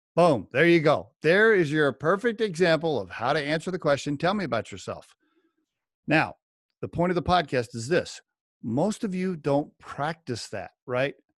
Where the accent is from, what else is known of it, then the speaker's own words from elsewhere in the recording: Oklahoma, United States; moved away as an adult; also born or lived in northern Colorado; now in Colorado, United States; I grew up in Oklahoma and went to a liberal arts school there